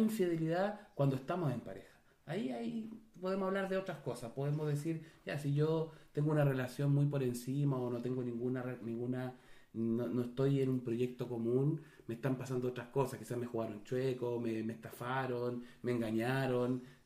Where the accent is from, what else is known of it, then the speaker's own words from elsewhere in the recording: Chile; Yo puedo dejar de estar en Chile, pero no con eso dejo de ser chileno. Soy chileno